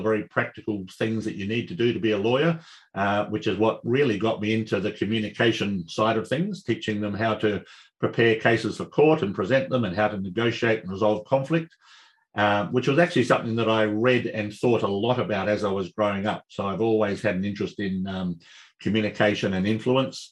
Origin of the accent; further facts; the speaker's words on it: Adelaide, South Australia, Australia; I was born and raised here in Adelaide